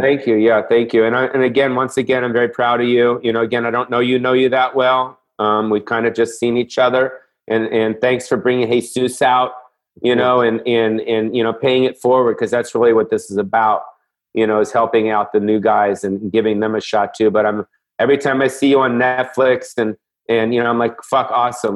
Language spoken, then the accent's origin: English; Los Angeles, California, United States; I grew up you know, on the Sunset Strip